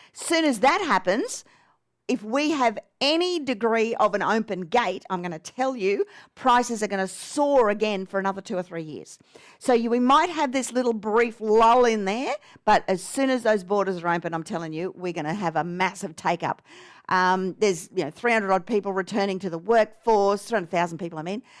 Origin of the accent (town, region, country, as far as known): Australia